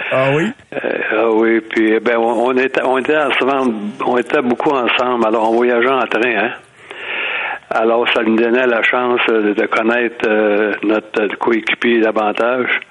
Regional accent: Drummondville, Quebec, Canada; Je venais de Drummondville.

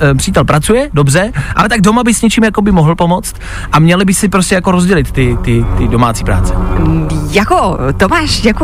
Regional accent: Plzeň, Plzeň Region, Czechia; já jsem taky z Plzně

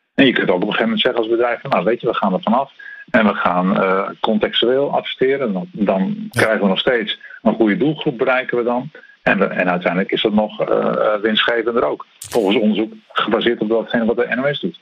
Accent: Netherlands; wij als Nederlanders

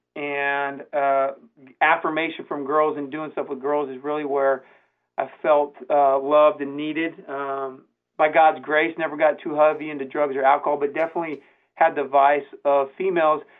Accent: San Diego, California, United States; now in Branson, United States; I'm from San Diego, California

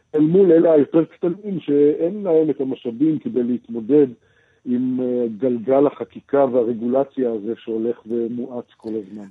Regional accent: Israel; אצלנו בישראל

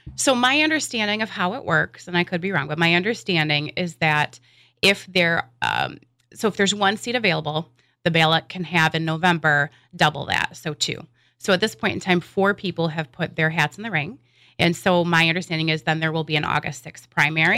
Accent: West Michigan, United States; I'm a lifelong resident of, uh, West Michigan. And growing up in West Michigan

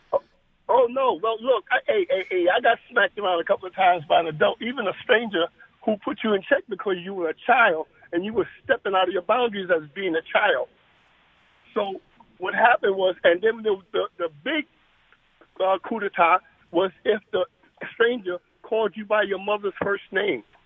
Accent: New York City, New York, United States; now in Windsor; I'm from Harlem and I'll, I'll be 68 this year in September

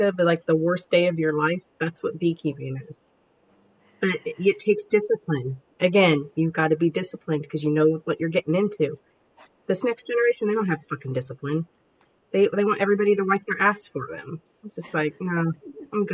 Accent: United States; I'm American

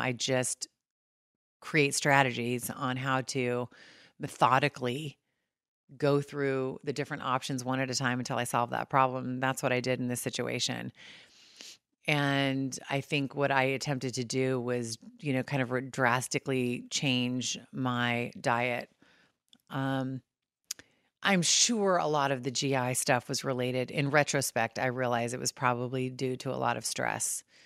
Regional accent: California, United States; moved away as an adult; also born or lived in Saint Louis, Missouri; being born and raised in California and moving to Saint Louis

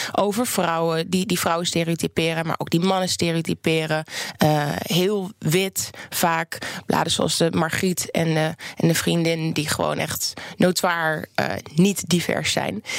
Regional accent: Oldenzaal, Overijssel, Netherlands; ik kom zelf uit Oldenzaal, uit Twente

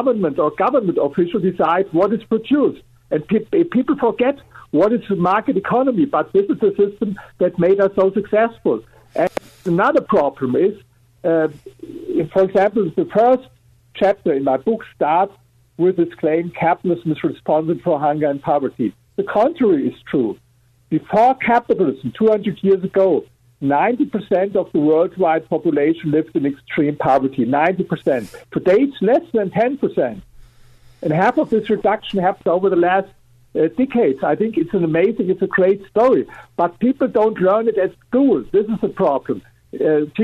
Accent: Germany; English is a second language; I'm coming from Germany, as you're here with my accent.

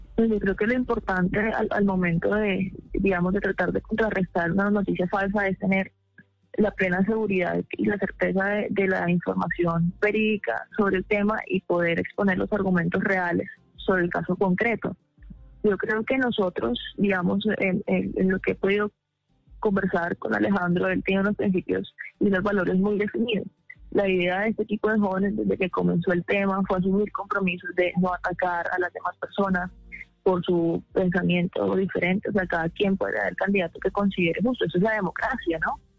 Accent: Colombia; como colombianos

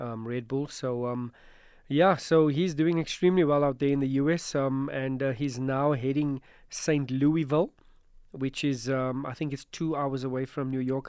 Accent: Johannesburg, Gauteng, South Africa; I'm from Joburg

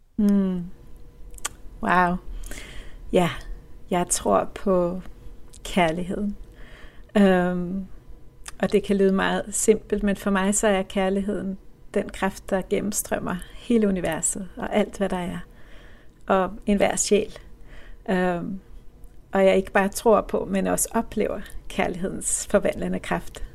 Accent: Copenhagen, Capital Region of Denmark, Denmark; det her murstenshus på Amager, hvor jeg voksede op

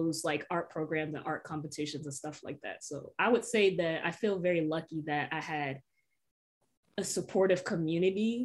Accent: Norfolk, Virginia, United States; the areas that I was growing up in Norfolk

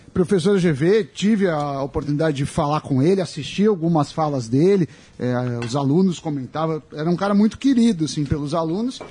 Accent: Brazil; eu como, como brasileiro

